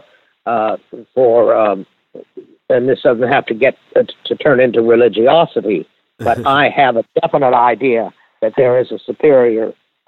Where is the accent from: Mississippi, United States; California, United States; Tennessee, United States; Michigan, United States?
Mississippi, United States; I'm from Mississippi